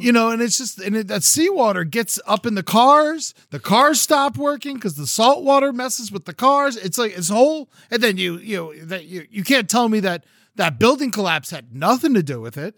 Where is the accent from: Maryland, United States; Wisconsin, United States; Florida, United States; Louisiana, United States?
Florida, United States; now in California, United States; I grew up down in Florida, and it was a big part of my life